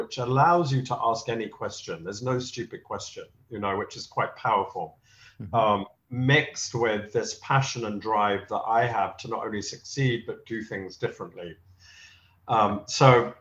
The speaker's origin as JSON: {"language": "English", "region": "London", "country": "United Kingdom", "tie": "born or raised there", "moved": "as an adult", "lives_now": "New York City, United States", "said": "growing up in London"}